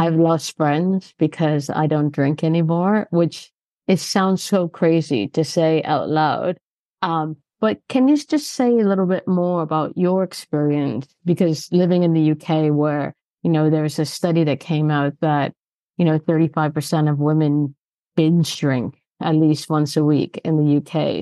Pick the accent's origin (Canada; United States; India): Canada; moved away as an adult; now in London, United Kingdom; I'm Canadian, so I've lived here for twenty years